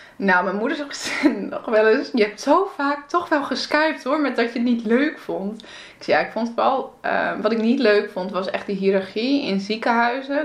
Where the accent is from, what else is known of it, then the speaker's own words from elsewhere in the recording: Friesland, Netherlands; moved away; also born or lived in Groningen / Antwerp; ik kom eigenlijk uit Friesland